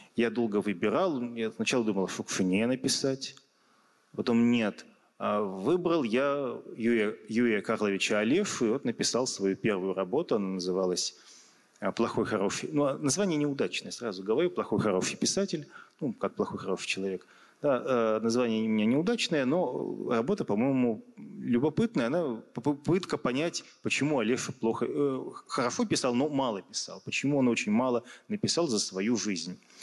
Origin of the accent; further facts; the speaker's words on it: Yekaterinburg, Sverdlovsk Oblast, Russia; в родном городе